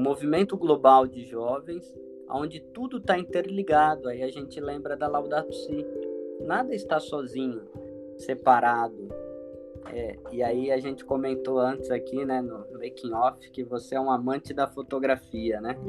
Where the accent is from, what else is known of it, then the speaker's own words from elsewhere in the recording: São Vicente, São Paulo, Brazil; now in Toledo, Brazil; Sou natural de São Vicente, litoral de São Paulo